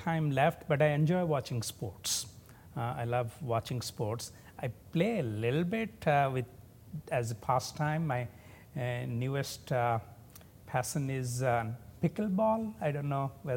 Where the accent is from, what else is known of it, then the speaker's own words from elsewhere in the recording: India; moved away as an adult; now in United States; I was born and brought up in a lower middle class family with very modest resources in a state at that time it was the poorest state in India